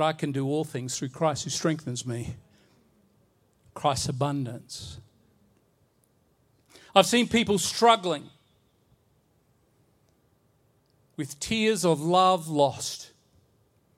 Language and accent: English; Bowen, Queensland, Australia; I remember growing up in Bowen, Queensland